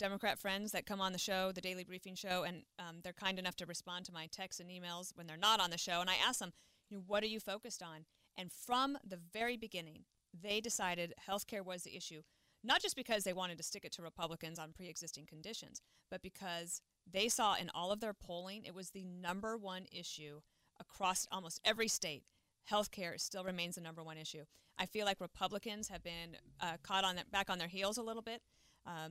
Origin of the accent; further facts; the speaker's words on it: Wyoming, United States; moved away; also born or lived in Colorado, United States; I grew up in Wyoming and Colorado, where it's sunshine but like cold often